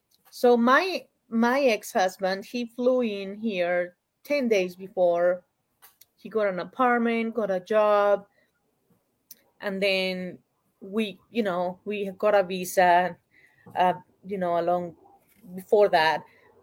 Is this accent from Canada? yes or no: no; Uruguay; now in Utah, United States; I was born in Uruguay. It's between Argentina and Brazil. For those who are not familiar, we have a coast. The one who doesn't have a coast is Paraguay. So I came from there